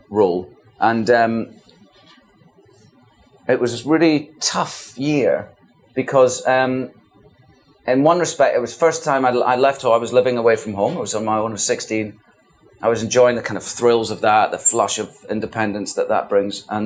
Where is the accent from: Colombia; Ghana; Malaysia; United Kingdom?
United Kingdom; the Highlands, Scotland; accent: Scottish; moved away; also born or lived in London; We were real chuchters, we're called. We're from the Highlands, you know, small town people